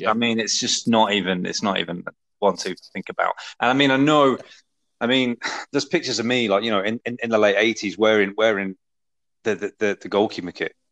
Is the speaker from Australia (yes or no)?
no; Essex, East of England, United Kingdom; also born or lived in Liverpool; I spent most of my growing up uh, in Essex